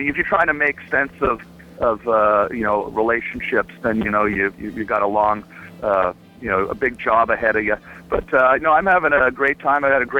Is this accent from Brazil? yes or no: no; Canada; now in Los Angeles, United States; I am proud to be a Canadian citizen. I am a Canadian citizen, yes. I do live in the United States of America